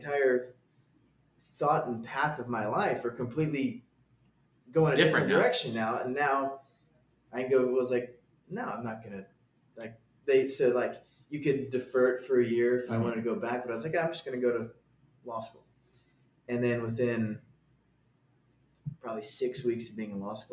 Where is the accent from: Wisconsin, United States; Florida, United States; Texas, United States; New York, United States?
Texas, United States; Garland; I'm from a suburb outside of Dallas called Garland.